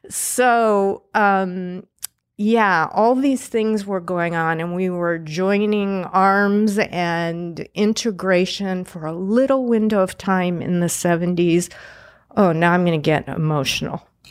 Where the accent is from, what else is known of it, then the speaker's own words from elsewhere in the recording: Pasadena, California, United States; also born or lived in Indianapolis, Indiana / Boston, Massachusetts; I grew up in Pasadena, California